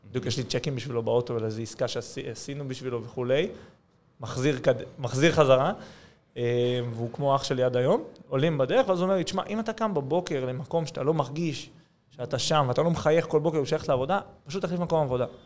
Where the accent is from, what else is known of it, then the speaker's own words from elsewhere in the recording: Judea and Samaria Area, Israel; כי כזה גדלתי בשומרון, אבל אני חילוני